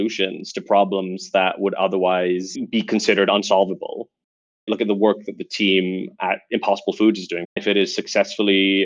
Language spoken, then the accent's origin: English; Dubai, United Arab Emirates; moved away as an adult; also born or lived in United Kingdom; now in Singapore; I remember summers when I was growing up in Dubai were getting longer and hotter and hotter.